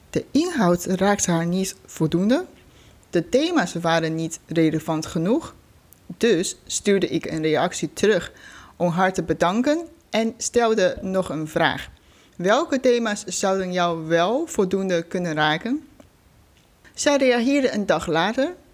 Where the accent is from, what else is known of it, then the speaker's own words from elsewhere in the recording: China; moved away as an adult; now in Netherlands; Ik ben 33 jaar oud. Ik kom oorspronkelijk uit China. Voor de studie ben ik naar Nederland gekomen. Inmiddels woon ik hier al 13 jaar.